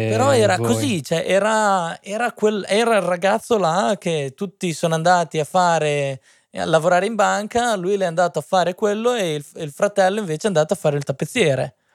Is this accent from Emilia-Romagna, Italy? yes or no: yes; Modena, Emilia-Romagna, Italy; vengo da Modena.